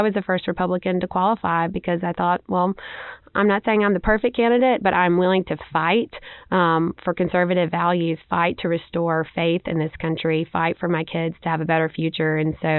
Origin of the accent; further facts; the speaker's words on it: Beatrice, Alabama, United States; I am from Monroe County originally. I grew up on my family's farm there in North Monroe County in Beatrice. My family's been farming there for several generations.